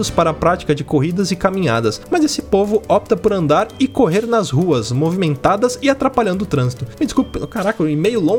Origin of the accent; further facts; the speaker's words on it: Santa Bárbara d'Oeste, São Paulo, Brazil; sou da cidade de Santa Bárbara do Oeste